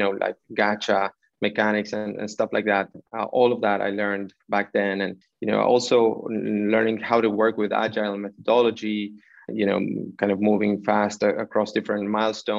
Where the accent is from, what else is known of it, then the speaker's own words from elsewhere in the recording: Buenos Aires, Argentina; moved away as an adult; also born or lived in London / Santiago, Chile; I was born in Buenos Aires, Argentina